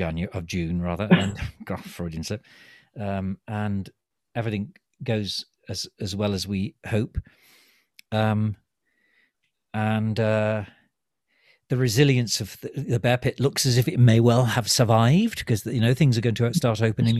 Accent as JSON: {"language": "English", "region": "England", "country": "United Kingdom", "said": "We're not a very sociable nation anyway, are we? As English people"}